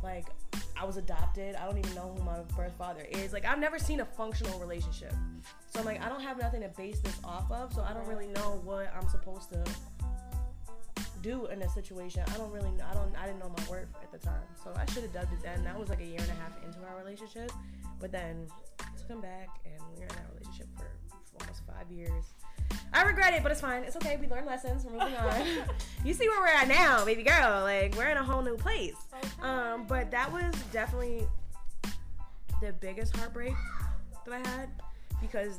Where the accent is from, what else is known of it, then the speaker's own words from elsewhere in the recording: Oneonta, New York, United States; I'm from Oneonta. I had a 607 number for years